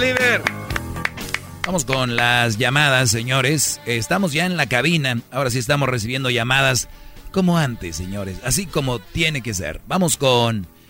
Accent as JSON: {"language": "Spanish", "town": "San Nicolás de los Garza", "region": "Nuevo León", "country": "Mexico", "tie": "born or raised there", "said": "nacido en San Nicolás de los Garza, en Monterrey, Nuevo León"}